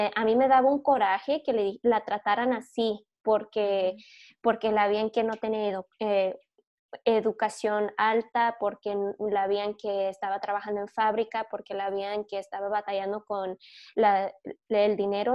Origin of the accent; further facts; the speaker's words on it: Michigan, United States; also born or lived in California; Y cuando les digo que soy de Michigan, me dicen, ¿de dónde naciste? Y luego cuando les digo que nací en California